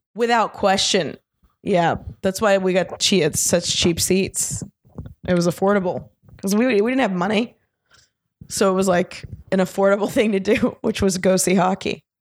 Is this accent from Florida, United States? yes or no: yes; Orlando, Florida, United States; moved away; Orlando, originally.